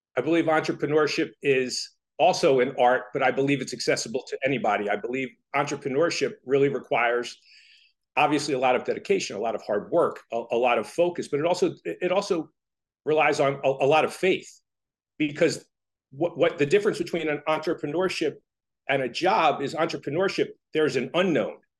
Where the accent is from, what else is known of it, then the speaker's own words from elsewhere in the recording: Toms River, New Jersey, United States; I grew up in Tom's River